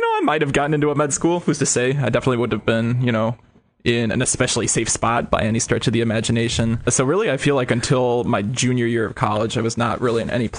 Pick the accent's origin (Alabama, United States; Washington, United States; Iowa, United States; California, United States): Iowa, United States; Iowa City; also born or lived in St. Louis; I'm from Iowa City originally.